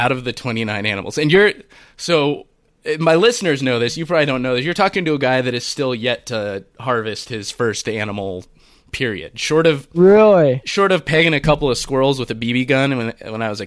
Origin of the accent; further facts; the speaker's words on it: California, United States; being a Californian